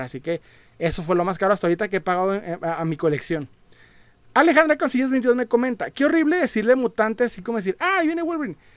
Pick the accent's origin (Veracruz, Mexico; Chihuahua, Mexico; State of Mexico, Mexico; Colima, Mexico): Chihuahua, Mexico; Ciudad Juárez; soy de Juárez